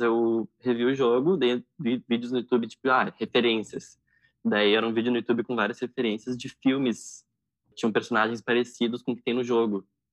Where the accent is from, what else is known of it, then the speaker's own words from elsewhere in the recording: Porto Alegre, Rio Grande do Sul, Brazil; Eu nasci em Porto Alegre e atualmente moro em Porto Alegre também.